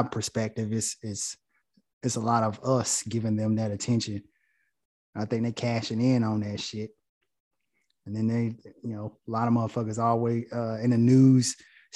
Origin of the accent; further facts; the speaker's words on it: Goldsboro, North Carolina, United States; I'm from Goldsboro as well